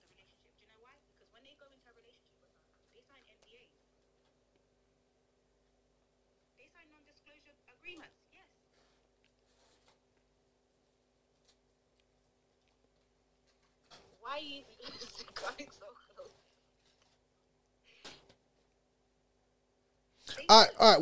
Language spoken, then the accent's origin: English; Jamaica; I come from Jamaica